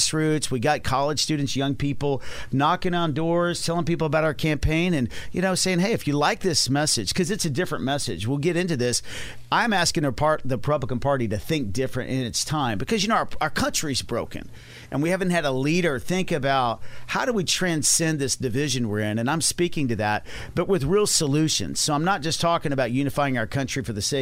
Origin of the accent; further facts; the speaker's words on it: Dallas, Texas, United States; I'm from Dallas, Texas